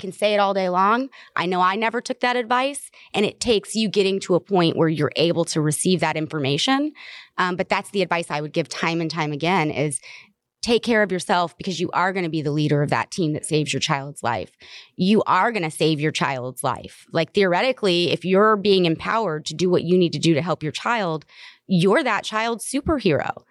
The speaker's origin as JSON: {"language": "English", "region": "the South", "country": "United States", "said": "I'm from the South"}